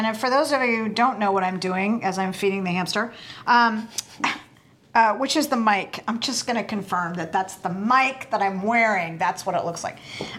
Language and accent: English; Oregon, United States; moved away; also born or lived in Colorado; I grew up in Oregon